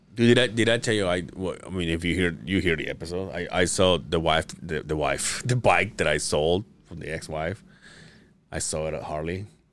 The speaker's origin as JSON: {"language": "English", "town": "Mérida", "region": "Yucatán", "country": "Mexico", "tie": "born or raised there", "moved": "yes", "lives_now": "Utah, United States", "said": "my hometown. It's the only Mayan ruins. The Yucatan? Mérida, Yucatan"}